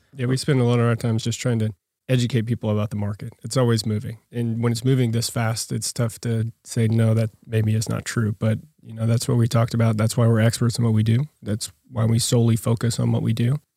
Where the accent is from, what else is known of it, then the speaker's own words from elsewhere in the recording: Yukon, Oklahoma, United States; Born and raised out in Yukon, Oklahoma